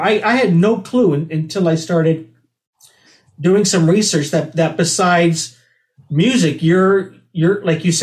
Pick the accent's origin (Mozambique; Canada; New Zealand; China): Canada; Toronto, Ontario; growing up in Toronto